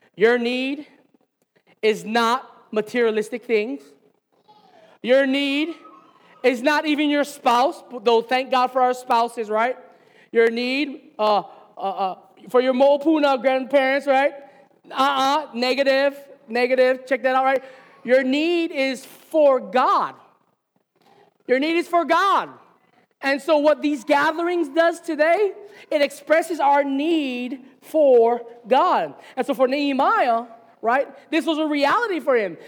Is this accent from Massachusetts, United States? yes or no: no; Hilo, Hawaii, United States; moved away as an adult; Hilo's my hometown. This is where I grew up